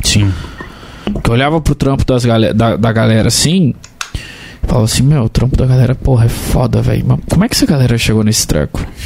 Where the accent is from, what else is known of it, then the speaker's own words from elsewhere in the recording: Barra Mansa, Rio de Janeiro, Brazil; eu sou de Barra Mansa